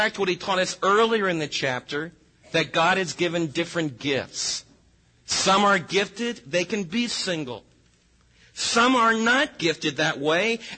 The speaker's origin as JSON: {"language": "English", "country": "United States", "said": "we as American believers"}